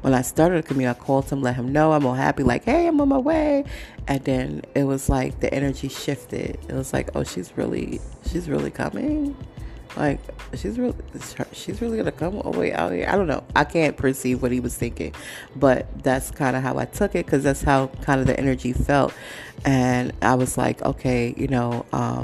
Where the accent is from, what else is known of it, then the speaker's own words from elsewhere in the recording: New York City, New York, United States; I'm from Brooklyn. I'm from New York. I'm from the 5 boroughs.